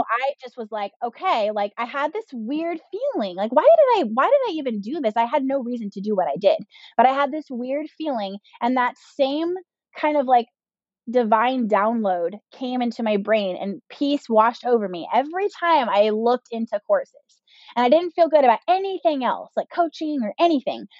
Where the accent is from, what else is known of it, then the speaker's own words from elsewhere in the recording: Southern California, United States; also born or lived in Northwest Arkansas; we're from Southern California. We're born and raised here. This is where we live now